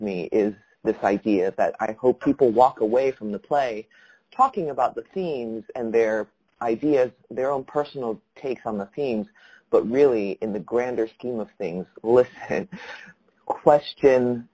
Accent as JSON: {"language": "English", "country": "Taiwan", "tie": "born or raised there", "moved": "yes", "lives_now": "Los Angeles, United States", "said": "I was growing up in Taiwan, and then also here in the United States"}